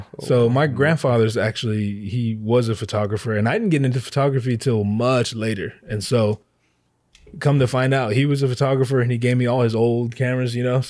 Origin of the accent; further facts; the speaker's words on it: Hawaii, United States; I'm from here, but Hawaii.